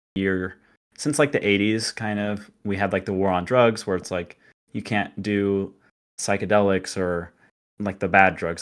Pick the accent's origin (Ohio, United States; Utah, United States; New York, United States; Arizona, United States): Utah, United States; I was actually, uh, born in Utah and grew up in L D S, Mormon.